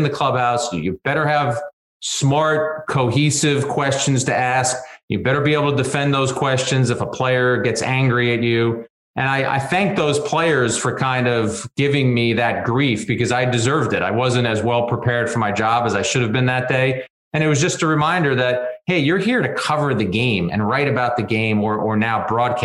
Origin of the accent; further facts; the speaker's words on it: Jersey City, New Jersey, United States; I grew up in Jersey City